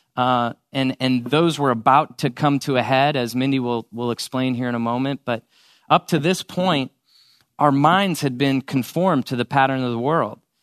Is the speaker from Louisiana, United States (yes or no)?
no; St. Louis, Missouri, United States; moved away as an adult; also born or lived in Columbia, Missouri; now in Dallas, United States; I grew up in Saint Louis, Missouri.